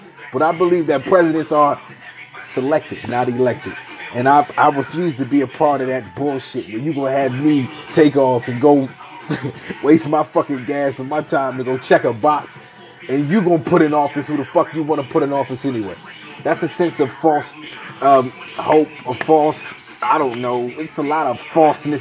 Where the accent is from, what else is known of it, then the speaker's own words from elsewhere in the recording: Atlantic City, New Jersey, United States; I come from Atlantic City, New Jersey